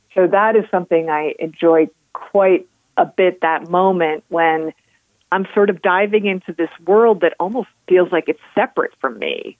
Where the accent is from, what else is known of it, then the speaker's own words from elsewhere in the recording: New Hampshire, United States; also born or lived in New York; now in Colorado, United States; growing up in New Hampshire